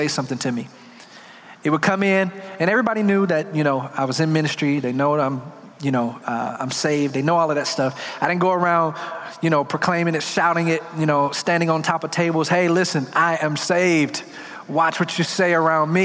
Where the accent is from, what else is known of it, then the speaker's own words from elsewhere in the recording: Detroit, Michigan, United States; I'm from Detroit